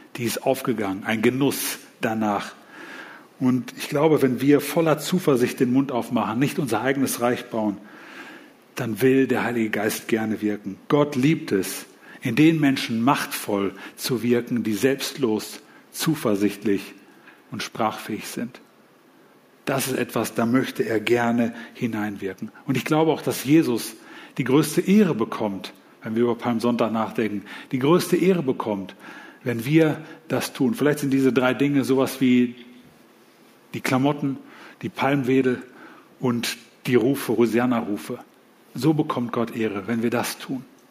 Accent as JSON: {"language": "German", "country": "Germany", "said": "als Deutsche"}